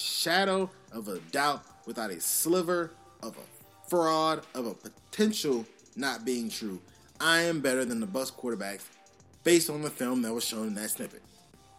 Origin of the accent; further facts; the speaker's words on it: Louisiana, United States; I'm from the South. I'm from Louisiana